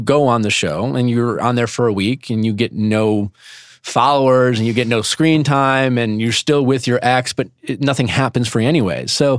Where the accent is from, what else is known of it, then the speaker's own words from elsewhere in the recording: Midwest, United States; moved away; I was coming from the Midwest.